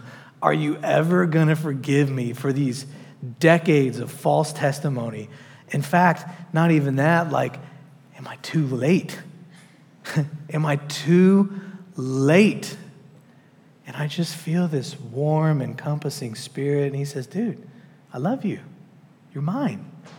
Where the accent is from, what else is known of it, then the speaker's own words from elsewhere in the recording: New Jersey, United States; I'm from New Jersey, dude. We road rage.